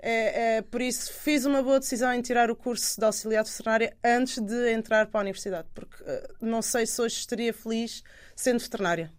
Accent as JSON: {"language": "Portuguese", "region": "Alentejo", "country": "Portugal", "tie": "born or raised there", "said": "eu cresci com os meus avós no Alentejo, numa quinta"}